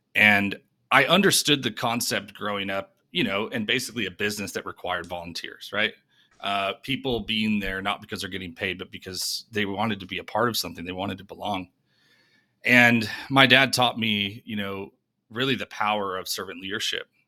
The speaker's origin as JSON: {"language": "English", "region": "New York", "country": "United States", "also_born_or_lived": "Denver", "moved": "as an adult", "lives_now": "Nashville, United States", "said": "originally from, uh, from New York"}